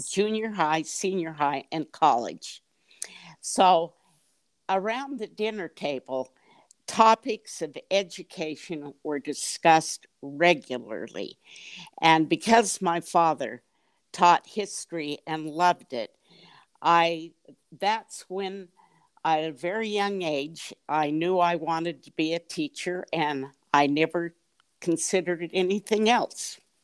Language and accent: English; Salt Lake City, Utah, United States; moved away as an adult; also born or lived in Bay Area, California; I grew up in Salt Lake City. I lived 20 years in the Bay Area in California.